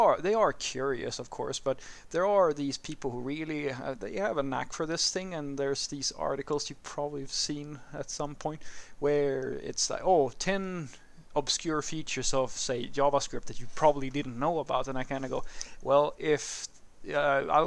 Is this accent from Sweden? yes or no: yes; Sweden; first language Swedish; English is a second language; I am born and raised a Swede